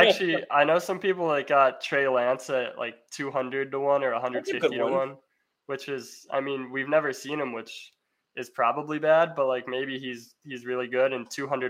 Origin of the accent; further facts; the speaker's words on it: Illinois, United States; I'm from Illinois